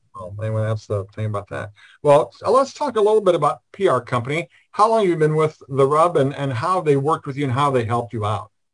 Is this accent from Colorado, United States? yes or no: no; Iowa, United States; I'm from Iowa.